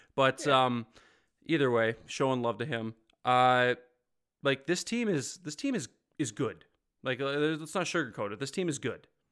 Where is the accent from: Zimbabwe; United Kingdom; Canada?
Canada; Ontario; moved away; also born or lived in Ottawa / Calgary; I grew up in Ontario, so like I was an hour from Toronto